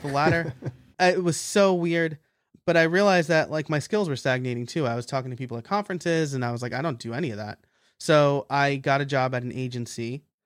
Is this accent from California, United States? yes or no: no; Middletown, New York, United States; moved away; also born or lived in Scranton, Pennsylvania; in orange county new york uh, okay. uh, middletown area so you know city cops can still live in in my hometown